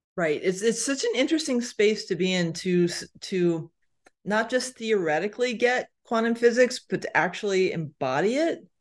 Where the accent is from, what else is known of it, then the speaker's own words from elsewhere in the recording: Connecticut, United States; moved away; I'm from Connecticut originally, so, y, you know, East Coast